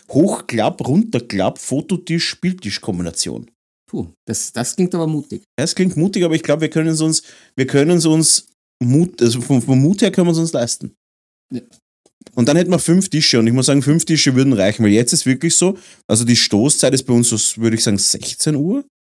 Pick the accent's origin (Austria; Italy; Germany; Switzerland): Austria; Vienna; wir sind ja Wiener